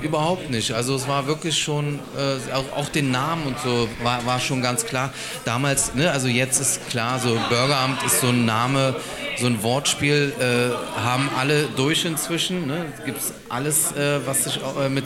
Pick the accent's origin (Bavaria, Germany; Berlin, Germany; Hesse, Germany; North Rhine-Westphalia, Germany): Berlin, Germany; gebürtiger Berliner, ja, aus Berlin-Neukölln